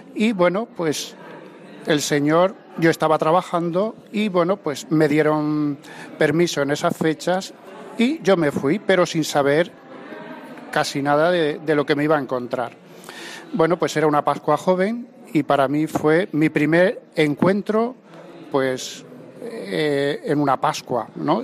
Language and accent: Spanish; Vélez-Rubio, Andalusia, Spain; en mi pueblo, yo soy de Vélez Rubio